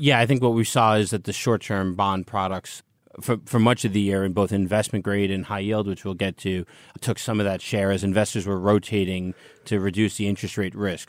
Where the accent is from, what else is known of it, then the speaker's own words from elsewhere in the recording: United States; I'm an American